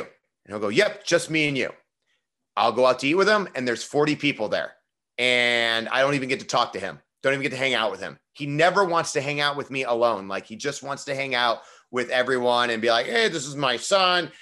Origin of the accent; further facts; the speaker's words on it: Parma, Ohio, United States; moved away; I grew up in Parma, Ohio